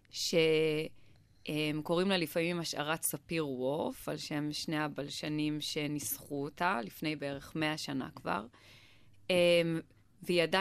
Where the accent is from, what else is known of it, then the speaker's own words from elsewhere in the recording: Israel; born there; אנחנו נולדנו בישראל ואנחנו דוברי עברית